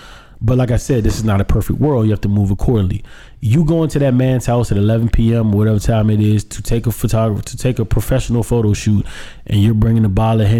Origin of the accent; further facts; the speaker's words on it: United States; as an American